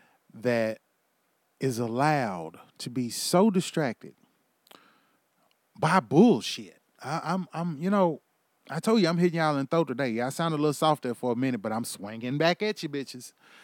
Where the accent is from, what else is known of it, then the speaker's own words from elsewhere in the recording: Houston, Texas, United States; also born or lived in Louisiana; now in Oklahoma, United States; I was born and bred in Houston, Texas. I was also raised in Louisiana. I was also raised and have lived in Oklahoma for the last 11 years.